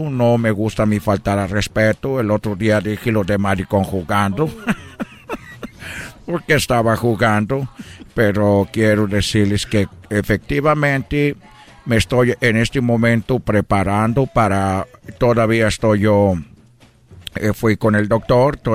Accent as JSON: {"language": "Spanish", "country": "Brazil", "second_language": "Spanish", "said": "yo como brasileiro que me siento mexicano, quiero que México siempre le vaya bien."}